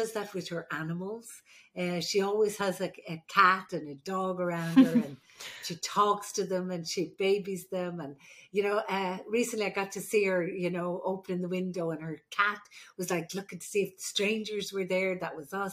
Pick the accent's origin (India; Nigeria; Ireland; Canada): Ireland; moved away; I'm the Irish midwife